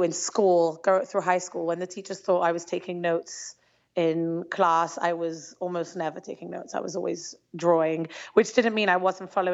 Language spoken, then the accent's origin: English; London, United Kingdom; moved away as an adult; also born or lived in Israel; now in Antwerp, Belgium; I grew up in London, England, which is a pretty large Jewish community